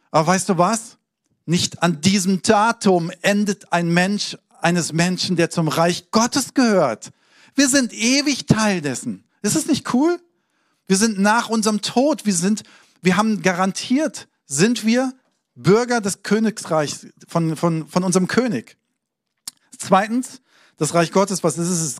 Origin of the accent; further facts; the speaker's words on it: Hesse, Germany; also born or lived in Hamburg; So, ich bin in Hamburg geboren, habe da aber nicht viel gelebt, bin äh, in Hessen aufgewachsen